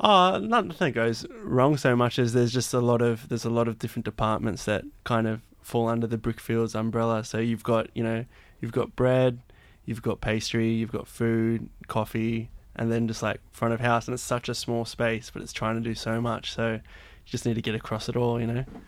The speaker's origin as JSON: {"language": "English", "area": "Blue Mountains", "region": "New South Wales", "country": "Australia", "tie": "born or raised there", "moved": "as an adult", "said": "I grew up in the Blue Mountains"}